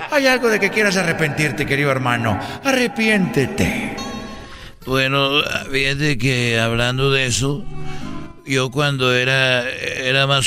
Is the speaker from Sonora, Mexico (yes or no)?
no; Guadalajara, Jalisco, Mexico; la catedral de, de, de ahí de Huentitán, porque yo soy de Huentitán.